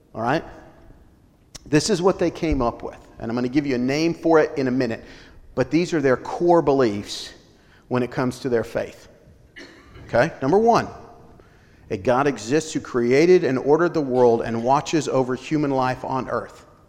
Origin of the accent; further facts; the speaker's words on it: Colorado, United States; When I grew up in Colorado, small Baptist church